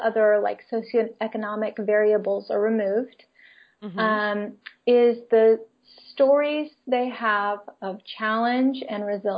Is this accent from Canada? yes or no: no; Philippines; also born or lived in United States; I grew up in the Philippines. I was never Filipino, right? And I wanted to be a lot of times so I could fit in and understand. But when I went back to the U.S., even just for a visit, I was no longer American either.